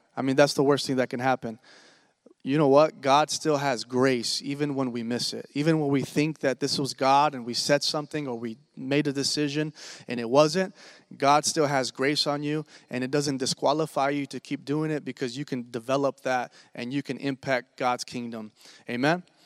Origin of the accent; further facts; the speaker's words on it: Washington, United States; moved away as an adult; also born or lived in Oklahoma; I'm originally from Washington State, born and raised.